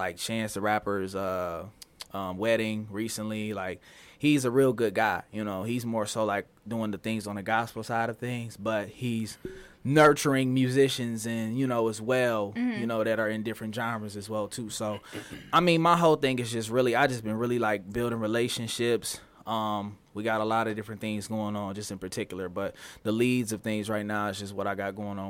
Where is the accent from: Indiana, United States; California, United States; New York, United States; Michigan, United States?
Michigan, United States; Detroit; from Detroit, Michigan